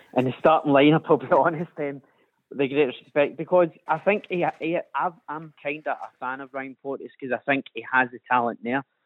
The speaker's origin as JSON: {"language": "English", "region": "Scotland", "country": "United Kingdom", "also_born_or_lived": "Gorbals, Glasgow", "said": "we're Scottish"}